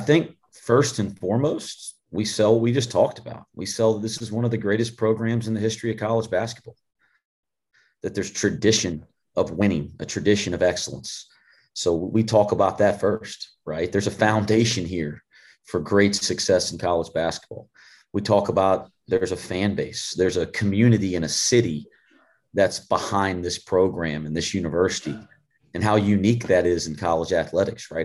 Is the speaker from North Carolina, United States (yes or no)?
yes; North Carolina, United States; moved away as an adult; now in Cincinnati, United States; growing up in North Carolina, my entire coaching career was at UNC Greensboro